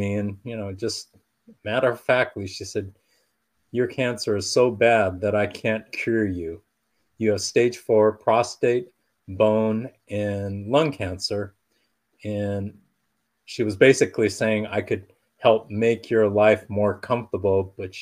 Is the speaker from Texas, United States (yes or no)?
no; Southern California, United States; I was born and raised in Southern California